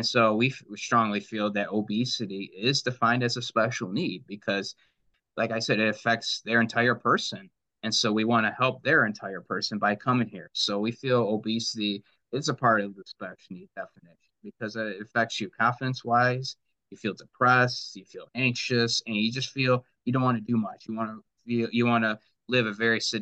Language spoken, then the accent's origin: English; Livonia, Michigan, United States; I grew up in Livonia, so I'm very familiar with the area